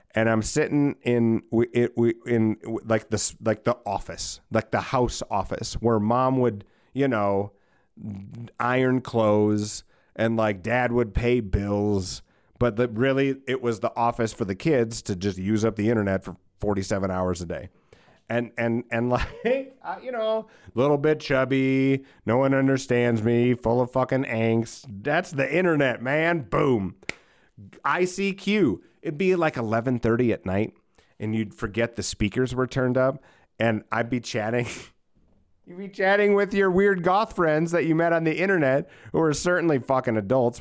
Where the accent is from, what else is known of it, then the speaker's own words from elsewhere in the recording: United States; as an American